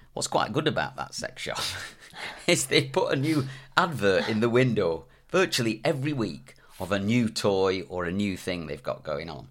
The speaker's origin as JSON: {"language": "English", "region": "the north of England", "country": "United Kingdom", "tie": "born or raised there", "also_born_or_lived": "Bromsgrove, West Midlands / Dundee, Scotland (parents)", "said": "I was raised in, in the north of England"}